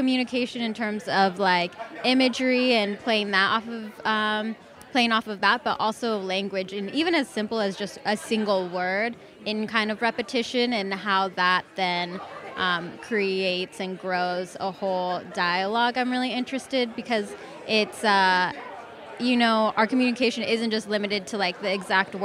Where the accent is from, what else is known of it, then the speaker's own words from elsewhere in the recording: Los Angeles, California, United States; growing up, I grew up